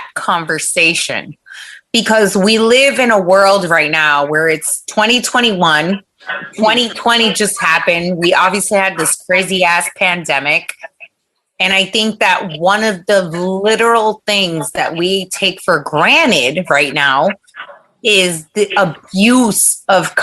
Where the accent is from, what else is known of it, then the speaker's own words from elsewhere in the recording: Florida, United States; moved away as an adult; also born or lived in Long Island, New York / Washington Heights, New York; I was born in Long Island, but I was raised in Florida